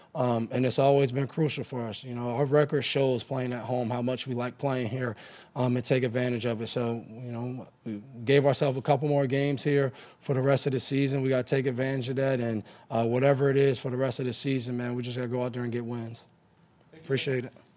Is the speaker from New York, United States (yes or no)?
yes; New York, United States; When I was growing up in New York